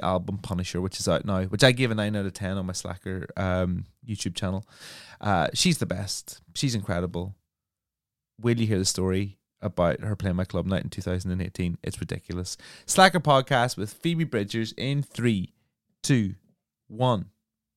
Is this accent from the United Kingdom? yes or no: yes; England, United Kingdom; moved away as an adult; also born or lived in London / Brighton; I'm from a small town